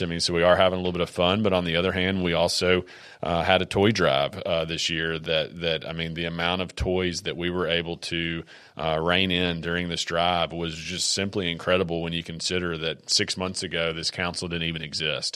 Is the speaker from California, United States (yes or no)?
no; Columbia, Tennessee, United States; born and raised in Columbia.